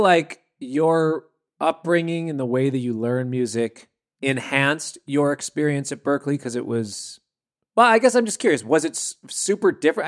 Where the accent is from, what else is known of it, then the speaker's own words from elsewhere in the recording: Minnesota, United States; I grew up in Minnesota